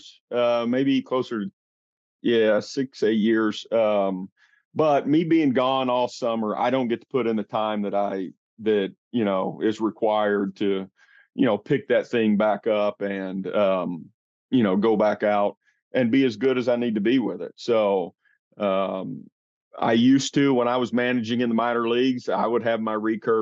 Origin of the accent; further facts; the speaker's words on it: Jonesboro, Arkansas, United States; moved away as an adult; now in Pennsylvania, United States; I'm originally from Arkansas, Jonesboro, Arkansas. Grew up deer and duck hunting my whole life.